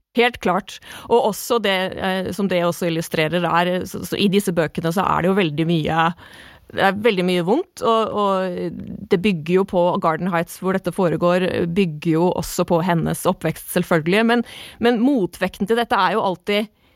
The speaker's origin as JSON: {"language": "Norwegian", "town": "Moss", "region": "Østfold", "country": "Norway", "said": "Jeg er mossing."}